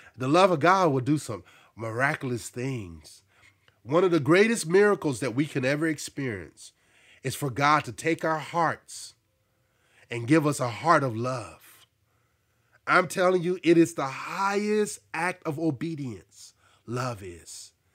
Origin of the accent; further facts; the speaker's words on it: Arkansas, United States; moved away; also born or lived in New Jersey; I grew up in Arkansas and I experienced racism